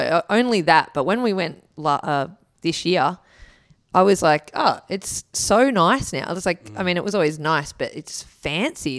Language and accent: English; Wollongong, New South Wales, Australia; moved away; also born or lived in Kiama / Gold Coast; I am a Wollongong kid